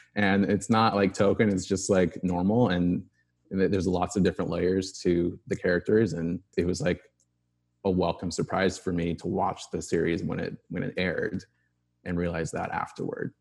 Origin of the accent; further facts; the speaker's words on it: Arizona, United States; I grew up in Arizona, in the suburbs